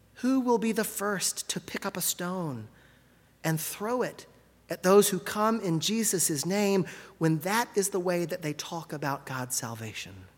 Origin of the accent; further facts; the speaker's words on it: Gulf Coast, United States; I grew up on the Gulf Coast, where the sight of a brown pelican, though not unusual, is always something special